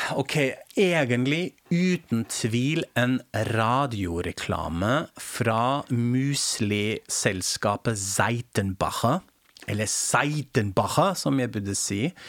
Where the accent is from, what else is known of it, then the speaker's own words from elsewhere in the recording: Germany; now in Norway; jeg er tysk